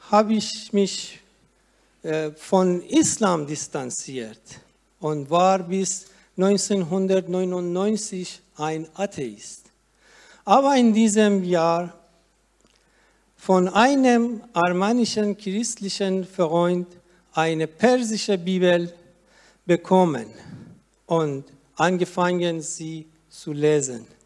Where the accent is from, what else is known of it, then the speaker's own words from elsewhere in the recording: Iran; moved away as an adult; now in Germany; als ich mit meiner Tochter als Flüchtling nach Deutschland kam. Denn in, denn in meiner Heimat darf ein Muslim seine Religion nicht wechseln und wird davor mit dem Tod bestraft.